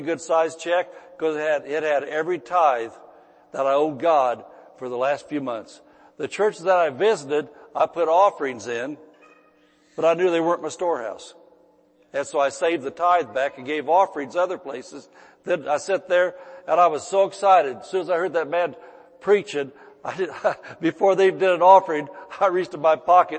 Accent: Indiana, United States; moved away as an adult; now in California, United States; when Mrs. Pastor and I moved from Indiana to California

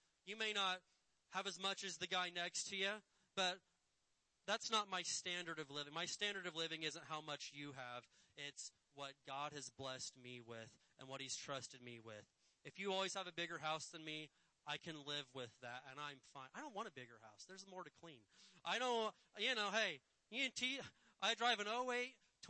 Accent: Indiana, United States; born or raised there; moved away

